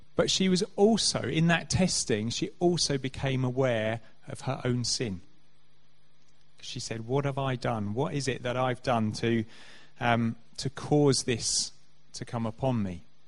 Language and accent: English; Canterbury, South East England, United Kingdom; I grew up in Canterbury